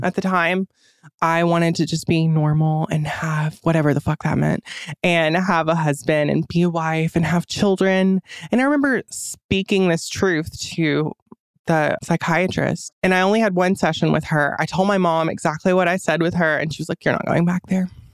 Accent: Fairmount, Georgia, United States; I grew up in Fairmount, Georgia

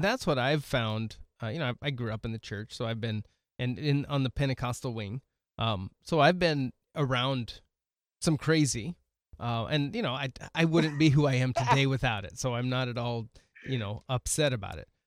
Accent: West Coast, United States; moved away as an adult; now in South Dakota, United States; I grew up in the mountains with roads that actually had curves in them

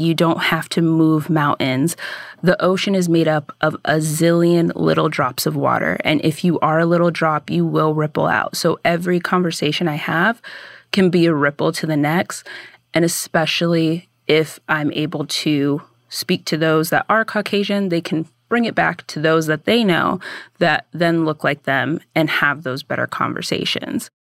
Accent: United States; I grew up in America

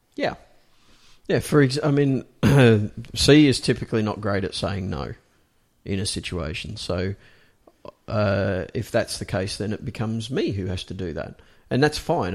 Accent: Australia; accent: Australian; I'm an Australian. It, this is my fucking Australian accent

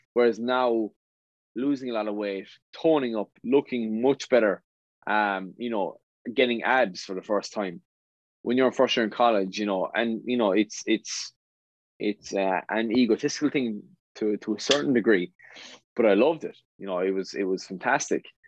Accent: West Limerick, Munster, Ireland; I'm from West Limerick, went to school at West Limerick

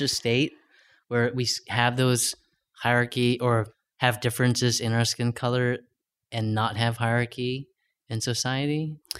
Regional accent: Long Beach, California, United States; I was born in Long Beach, California.

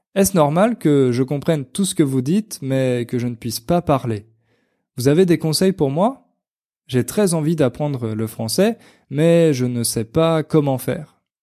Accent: Portugal; French is a second language; je viens du Portugal

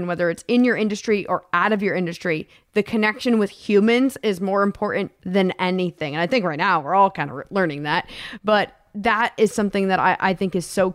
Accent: East Coast, United States; I grew up on the East Coast

